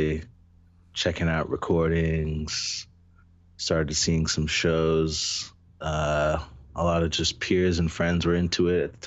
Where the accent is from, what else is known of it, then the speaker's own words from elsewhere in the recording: New York City, New York, United States; born and raised from Queens, New York.